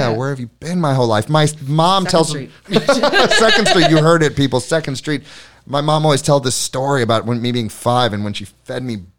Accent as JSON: {"language": "English", "region": "Florida", "country": "United States", "tie": "born or raised there", "also_born_or_lived": "New York City", "moved": "yes", "lives_now": "Hammonton, United States", "said": "I grew up in Florida. I spent about a decade in New York City."}